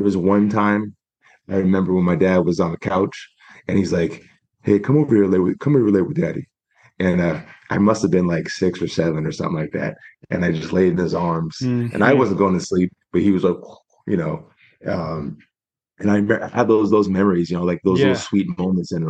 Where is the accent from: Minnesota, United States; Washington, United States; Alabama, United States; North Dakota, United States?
Washington, United States; Spokane; I was born in Spokane, Washington, 1982